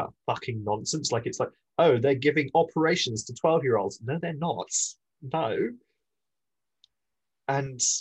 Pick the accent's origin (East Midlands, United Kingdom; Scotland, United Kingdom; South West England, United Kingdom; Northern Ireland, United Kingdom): Scotland, United Kingdom; I'm Scottish